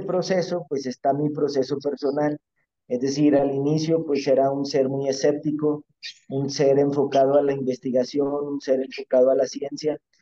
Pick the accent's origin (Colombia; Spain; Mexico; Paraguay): Mexico; yo a mí me tocó nacer en México, yo soy mexicano